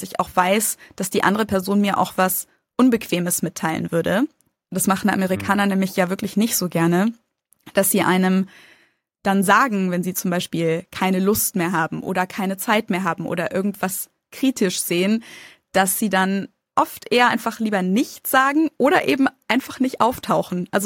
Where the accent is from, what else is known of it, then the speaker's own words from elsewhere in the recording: Germany; Und ich als Deutsche